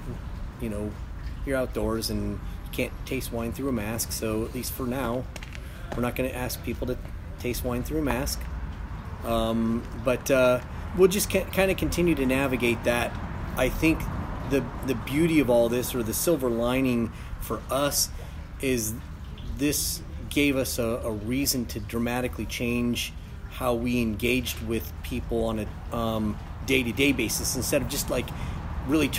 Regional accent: United States; now in Oregon, United States; I grew up in the Mojave Desert

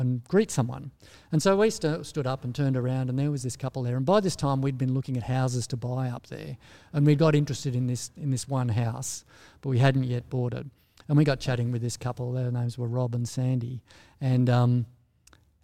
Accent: Australia; moved away as an adult; also born or lived in United States

